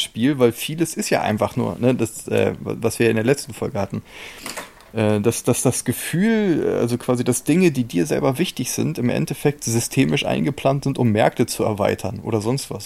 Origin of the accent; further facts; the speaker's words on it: Germany; als Deutscher